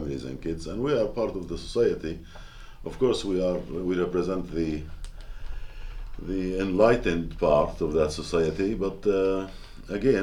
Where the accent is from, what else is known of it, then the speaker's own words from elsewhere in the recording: Gaza, Gaza Strip, Palestine; we are from Gaza